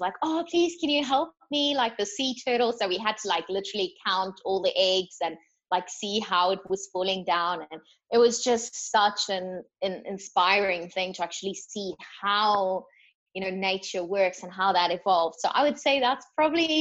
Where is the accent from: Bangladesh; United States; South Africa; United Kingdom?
South Africa; now in Australia; I'm from South Africa